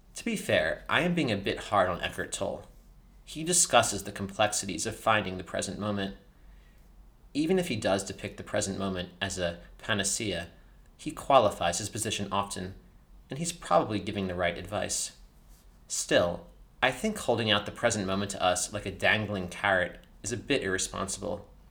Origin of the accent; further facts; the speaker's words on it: United States; also born or lived in France; Growing up in America